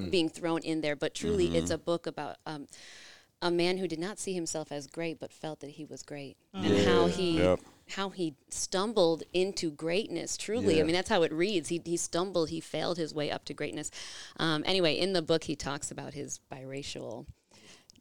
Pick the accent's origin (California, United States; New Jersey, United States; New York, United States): New York, United States; Rochester; I grew up here in Rochester, in the suburbs